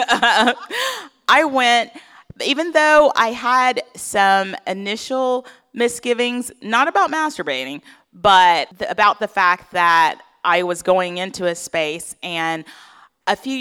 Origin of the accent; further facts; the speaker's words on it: Atlanta, Georgia, United States; my hometown of Atlanta, Georgia